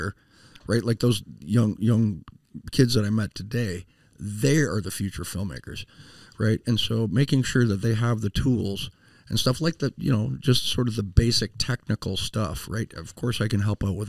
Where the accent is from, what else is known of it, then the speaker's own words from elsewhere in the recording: Toronto, Ontario, Canada; also born or lived in United States / California; now in Southern Missouri, United States; growing up in Toronto